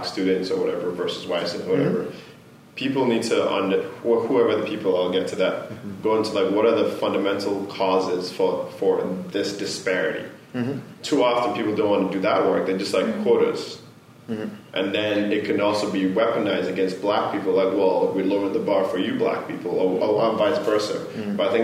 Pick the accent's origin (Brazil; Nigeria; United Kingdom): Nigeria; moved away; growing up in Nigeria